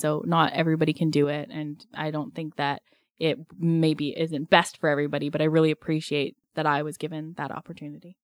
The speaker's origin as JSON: {"language": "English", "town": "Strathmore", "region": "Alberta", "country": "Canada", "tie": "born or raised there", "moved": "yes", "lives_now": "Pender Island, Canada", "said": "I grew up in southern Alberta in a small town called Strathmore"}